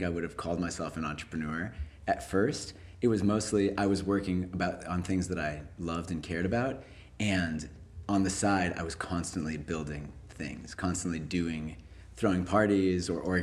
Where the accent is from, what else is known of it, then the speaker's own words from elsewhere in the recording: California, United States; moved away as an adult; also born or lived in Jerusalem, Israel / Massachusetts; now in New York, United States; 2 months old, I came into the US, lived in Massachusetts for the first 7 years, and then California for the rest of my life till I came to New York